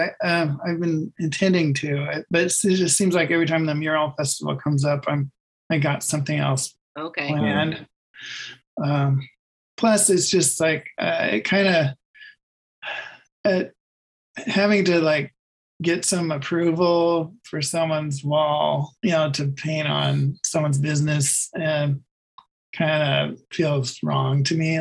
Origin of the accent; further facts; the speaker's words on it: Redding, California, United States; now in Eureka, United States; I was born in Reading. Yeah. We lived out in kind of the outskirts, kind of near Igo